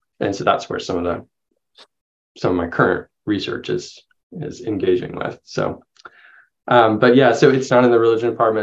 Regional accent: the Carolinas, United States; moved away as an adult; also born or lived in Vancouver, Canada / Waco, Texas; So, I grew up in the Carolinas, North and South Carolina

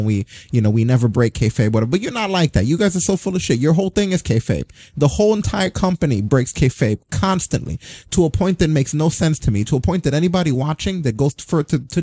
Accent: United States; As an American

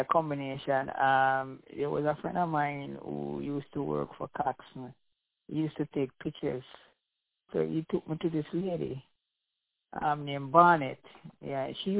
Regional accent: Saint Mary Parish, Jamaica; also born or lived in Kingston, Jamaica; I was born in Kingston and grew up in the parish of St. Mary

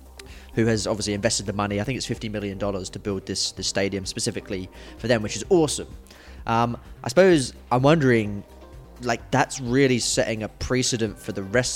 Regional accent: London, United Kingdom; I'm from London.

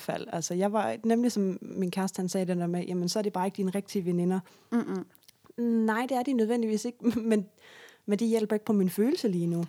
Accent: Sønderborg, Southern Denmark, Denmark; moved away; Sønderborg, Lille Sønderborg, hvor jeg kommer fra

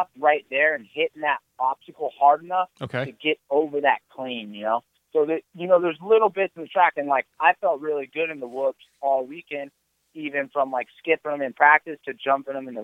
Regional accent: California, United States; I was born and raised in California

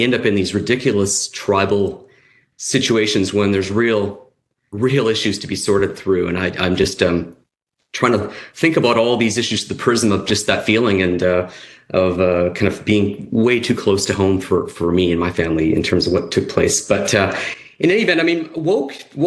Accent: Canada; moved away as an adult; now in Dallas, United States; I'm Canadian by background. I spent most of my career in the Canadian oil patch with Talisman Energy. Moved to Dallas in 2012

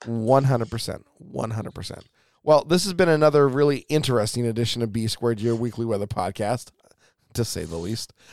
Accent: Pacific Northwest, United States; Growing up in the Pacific Northwest, you are used to being around the ocean

